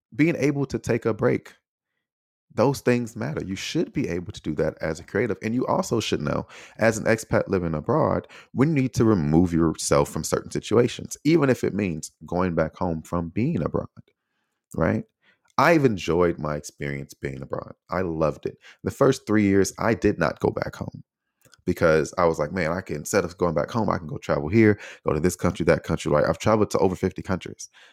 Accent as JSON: {"language": "English", "country": "United States", "also_born_or_lived": "Taiwan", "moved": "yes"}